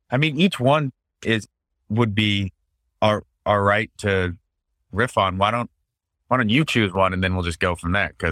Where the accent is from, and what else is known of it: Steamboat Springs, Colorado, United States; born or raised there